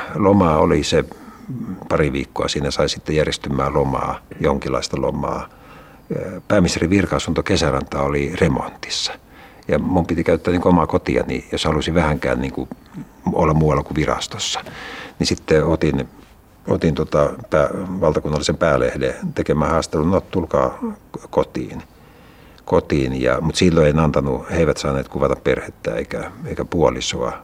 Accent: Espoo, Uusimaa, Finland; lapsena asuttiin äh, Laajalahdessa Ruukirannan alueella

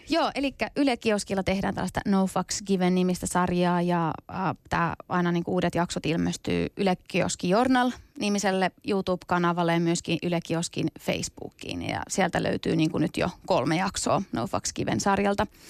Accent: Tampere, Pirkanmaa, Finland; Finnish is a second language; moved away as an adult; also born or lived in Iranian Kurdistan, Iran; now in Helsinki, Finland; 93 ollaan tultu sitten Suomeen. Mä oon ollut noin viisi, vähän päälle viisi vuotias ja täällä sitten kasvanut Tampereella 17 vuotta eka ja sitten stadissa ollut nyt varmaan joku kymmenisen vuotta kohta.

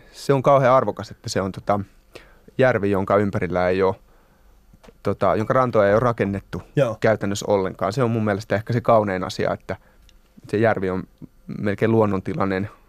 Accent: Hämeenlinna, Kanta-Häme, Finland; moved away as an adult; now in Helsinki, Finland; Mä oon sieltä kotosin.

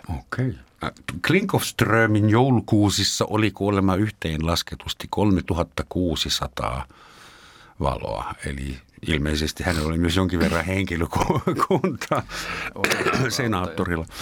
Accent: Germany; Finnish is a second language; now in Finland; sekä Gaavi ja minä olemme äh, kotoisin edesmenneestä valtiosta, jonka nimi oli Länsi-Saksa

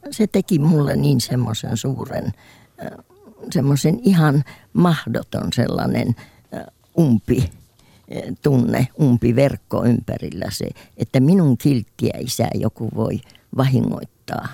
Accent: Kotka, Kymenlaakso, Finland; also born or lived in Sweden; kun mä kotoisin Kotkan läheltä Kymissä asuttiin

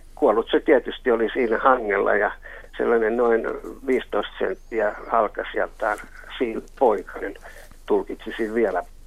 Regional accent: Helsinki, Uusimaa, Finland; also born or lived in Karjalohja; olen helsinkiläinen

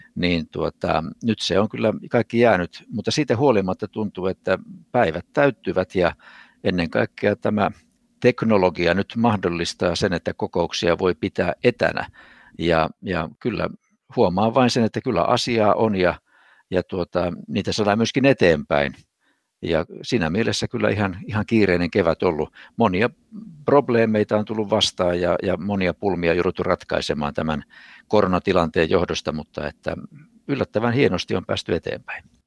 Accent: Vaasa, Ostrobothnia, Finland; also born or lived in Kurikka; se oli minun ensimmäinen kotini kotikaupungissani Vaasassa

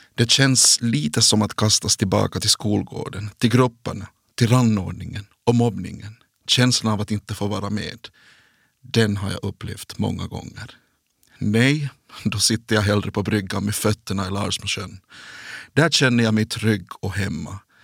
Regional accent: Kronoby, Ostrobothnia, Finland; also born or lived in Jakobstad; i byn Märjärv i Kronoby. Där är jag född och uppvuxen

